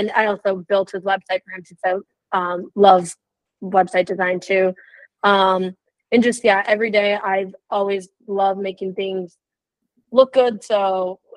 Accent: Illinois, United States; I am from Illinois

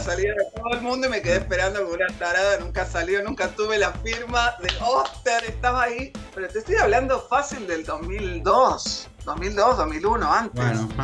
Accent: Argentina

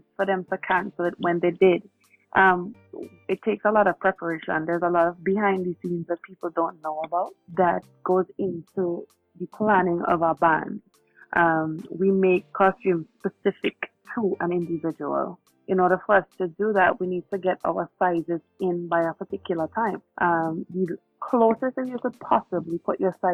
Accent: St. Vincent & Grenadines; from St. Vincent.

